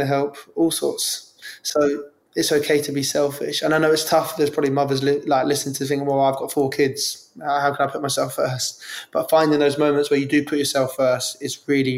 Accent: London, United Kingdom; I grew up in Ealing, West London

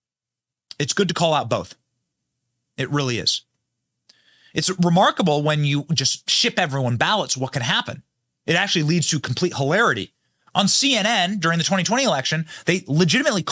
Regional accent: Iowa, United States; now in Florida, United States; my home state of Iowa

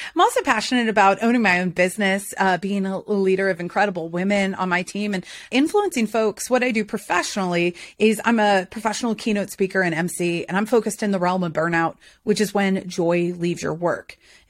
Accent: North Carolina, United States; moved away; also born or lived in Boston, United States / Philadelphia, United States; Well, it all started in Beth Israel Hospital in Boston. Just kidding. It did, though. I'm from New England, but I'm a Southern transplant. I've been in North Carolina, hootie-hoo, since I was about nine.

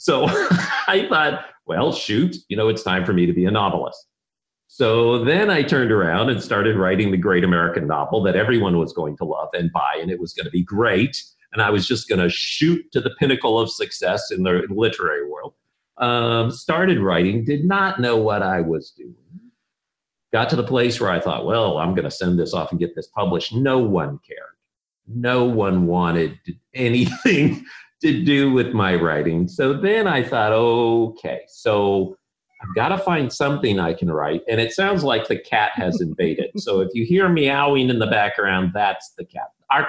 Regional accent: Philippines; We grew up in the Philippines, so we were classic Trek people.

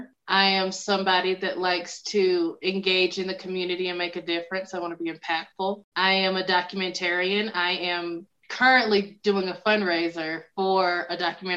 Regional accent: the South, United States; accent: Southern twang; that's funny that you say that, because I'm from the South and I have worked since I'm now in public speaking. I think you can still hear it from time to time.

